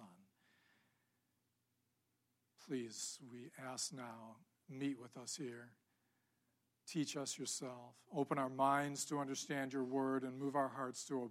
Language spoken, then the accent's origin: English; Ann Arbor, Michigan, United States; I grew up in Ann Arbor